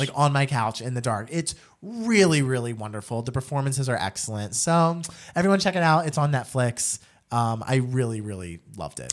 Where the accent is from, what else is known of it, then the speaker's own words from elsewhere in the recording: New Jersey, United States; I'm an Italian from Jersey